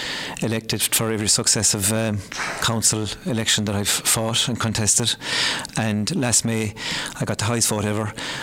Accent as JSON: {"language": "English", "area": "Killeedy Parish", "region": "Munster", "country": "Ireland", "moved": "as an adult", "lives_now": "Newcastle West, Ireland", "said": "I'm originally from Killeedy Parish. Moved to Newcastle West about 25 years ago"}